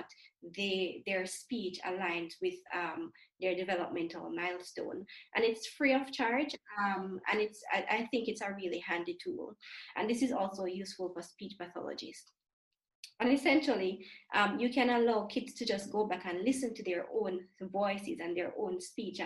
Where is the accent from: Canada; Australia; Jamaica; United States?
Jamaica; growing up in the Caribbean, I'm not sure, in Jamaica specifically